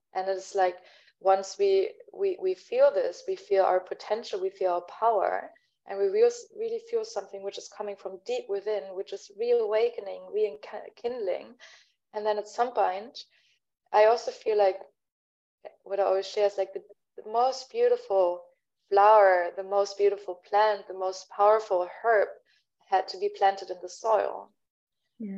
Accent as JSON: {"language": "English", "region": "Berlin", "country": "Germany", "first_language": "German", "second_language": "English", "moved": "yes", "said": "my mother tongue is, is german i'm originally from berlin"}